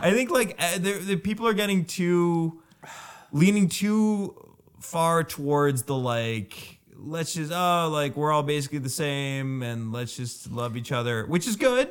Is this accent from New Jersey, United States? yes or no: yes; New Jersey, United States; moved away; When I grew up in New Jersey, it was in the eighties